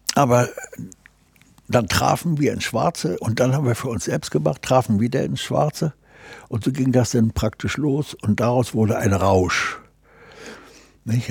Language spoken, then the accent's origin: German; Gdańsk, Pomeranian Voivodeship, Poland; also born or lived in Braunschweig; now in Hamburg, Germany; ich bin in Danzig im Hafen groß geworden